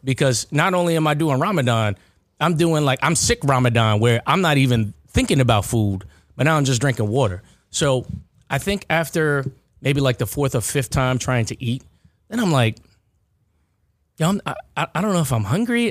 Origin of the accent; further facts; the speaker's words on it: Baldwin, New York, United States; lived ninety degrees away from McDonald's growing up in Baldwin